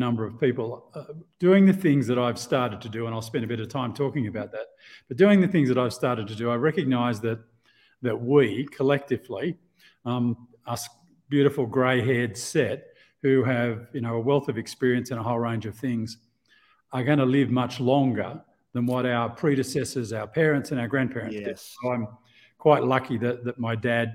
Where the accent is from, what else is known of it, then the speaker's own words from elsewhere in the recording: Australia; moved away as an adult; also born or lived in Asia; now in Mexico; out of Australia originally, as you can hear from my strange exotic accent